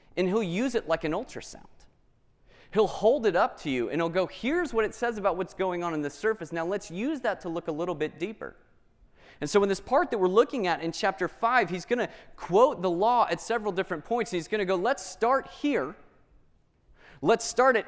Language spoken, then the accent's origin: English; Atlanta, Georgia, United States; I grew up in Atlanta